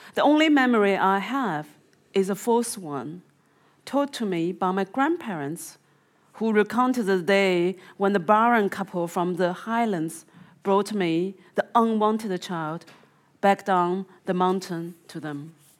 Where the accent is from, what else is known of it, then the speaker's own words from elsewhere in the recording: Zhejiang, China; moved away; my province is called the Zhejiang province